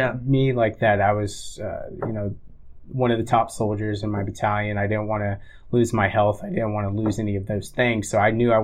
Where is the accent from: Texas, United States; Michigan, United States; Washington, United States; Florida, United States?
Florida, United States; moved away; I didn't have any family because I'm from Florida